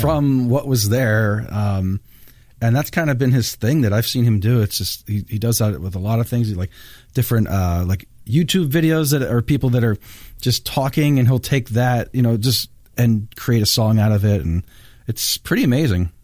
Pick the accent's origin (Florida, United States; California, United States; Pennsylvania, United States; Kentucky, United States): Pennsylvania, United States; Bethlehem; I'm from Bethlehem